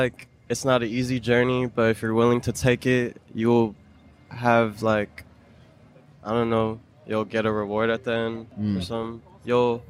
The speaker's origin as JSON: {"language": "English", "town": "Orlando", "region": "Florida", "country": "United States", "moved": "yes", "lives_now": "California, United States", "said": "I'm from Orlando"}